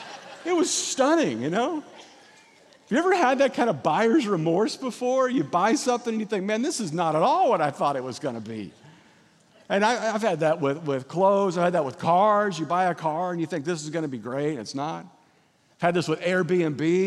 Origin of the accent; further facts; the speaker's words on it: Kansas, United States; moved away as an adult; also born or lived in Missouri / Lexington, Kentucky / Valencia, California; now in California, United States; But I grew up in Kansas, and I, like every other kid growing up in Kansas, just wanted to get out of Kansas